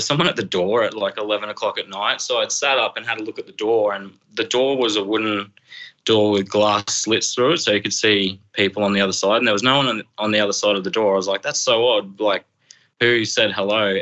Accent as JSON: {"language": "English", "area": "Brisbane, Emerald", "region": "Queensland", "country": "Australia", "tie": "born or raised there", "lives_now": "Emerald, Australia", "said": "when I was 12. We just moved to Emerald. Uh, my stepdad got a job in the mines. So we relocated from Brisbane up to here"}